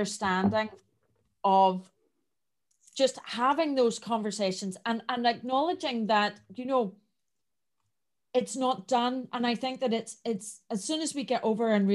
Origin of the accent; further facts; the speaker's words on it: Northern Ireland, United Kingdom; I have quite a strong accent. I am from Northern Ireland, and we have a lot of colloquialisms